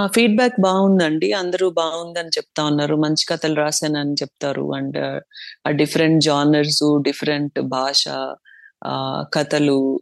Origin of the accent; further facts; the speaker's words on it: Chittoor, Andhra Pradesh, India; moved away as an adult; also born or lived in Tirupati; now in Bengaluru, India; నేను చిత్తూరులోనే పుట్టి పెరిగినాను